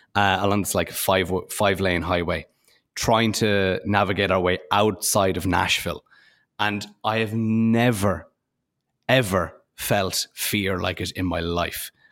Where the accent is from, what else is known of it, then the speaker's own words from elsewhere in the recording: Ireland; I'm from Ireland